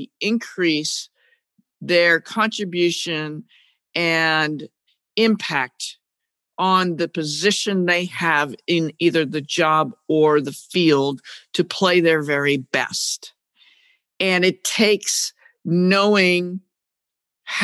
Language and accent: English; New England, United States; I'm from New England